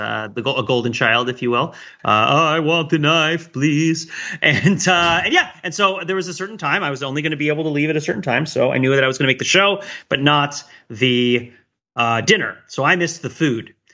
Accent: around New York City, United States; now in Boston, United States; I grew up around New York City

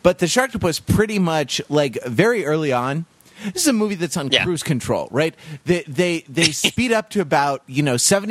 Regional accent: Santa Monica, California, United States; Born and raised in St. John's Hospital, Santa Monica, California

